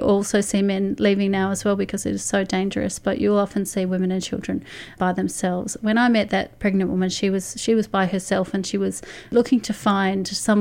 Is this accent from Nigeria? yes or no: no; Australia; as Australians